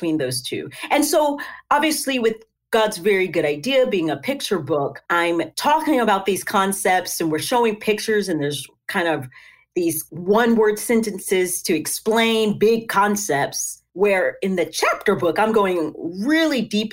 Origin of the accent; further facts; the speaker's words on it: Tennessee, United States; So I am from Tennessee. That's where I live.